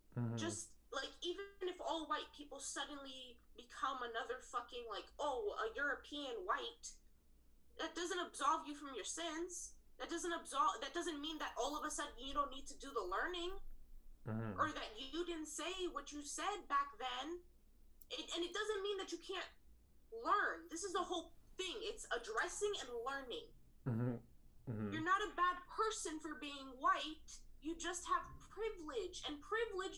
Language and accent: English; Greece; first language Greek; English is a second language; moved away; my first language was Greek.